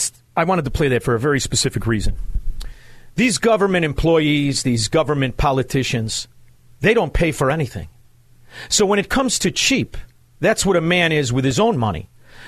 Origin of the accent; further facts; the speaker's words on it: Chicago, Illinois, United States; You see, I speak swindler scum. I'm from Chicago. I know how to speak it.